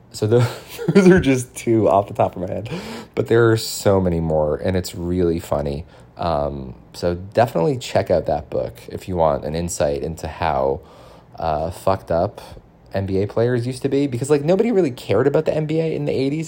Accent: Boston, Massachusetts, United States; now in Brooklyn, United States; I'm from Boston. originally

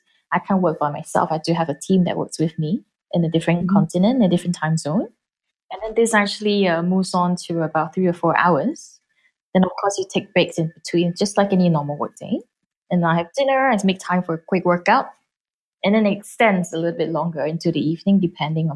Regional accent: Singapore; as a Singaporean

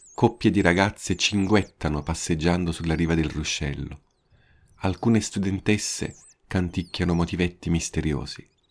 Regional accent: Italy; now in Japan; Sono italiano

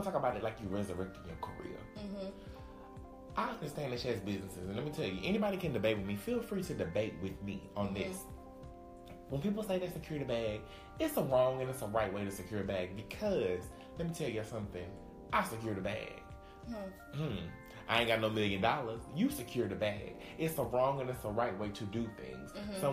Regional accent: the South, United States; I'm from the South

